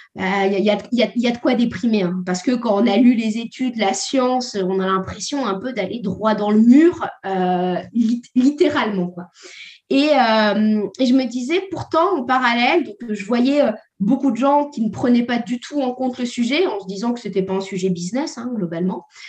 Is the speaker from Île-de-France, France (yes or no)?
no; Normandy, France; je viens de la Normandie.